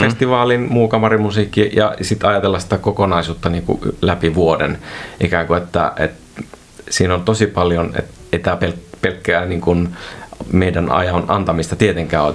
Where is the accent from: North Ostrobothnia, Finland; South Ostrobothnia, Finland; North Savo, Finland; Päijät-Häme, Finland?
North Ostrobothnia, Finland; Oulainen; olen kotoisin Pohjois-Pohjanmaalta Oulaisista